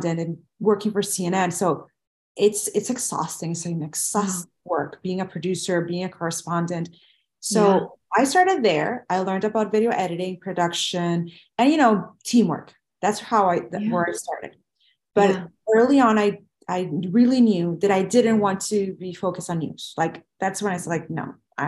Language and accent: English; Venezuela; moved away as an adult; now in United States; I graduated from college and where I was born in Venezuela